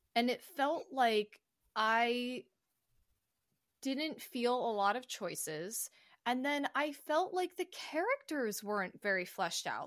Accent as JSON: {"language": "English", "country": "United States", "said": "as American citizens"}